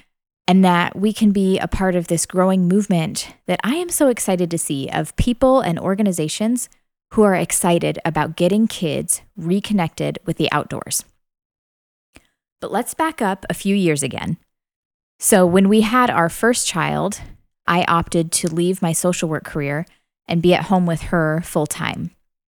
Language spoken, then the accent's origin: English; Illinois, United States; now in Tennessee, United States; I am originally from Central Illinois, but my husband Cole and I have called Tennessee home for about 10 years now.